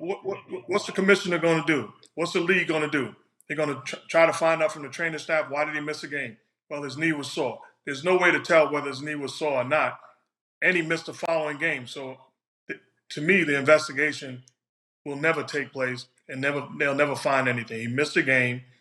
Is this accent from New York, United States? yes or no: yes; New York City, New York, United States; I'm from New York City.